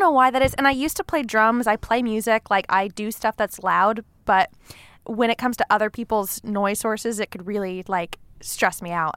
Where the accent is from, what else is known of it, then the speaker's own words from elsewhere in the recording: Long Beach, California, United States; moved away as an adult; now in Los Angeles, United States; I grew up in Long Beach, California.